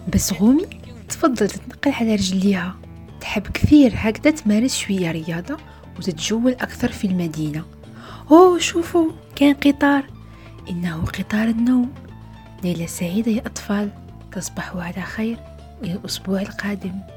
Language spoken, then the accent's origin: Arabic; Algeria; بلدي الجزائر